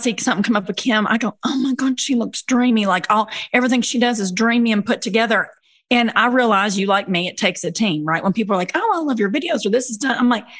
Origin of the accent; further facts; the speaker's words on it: Cumberland Gap, Kentucky, United States; I'm from the Cumberland Gap. So I'm from the real, like where Daniel Boone came through. Y'all look it up. It's tiny. And so we're country people.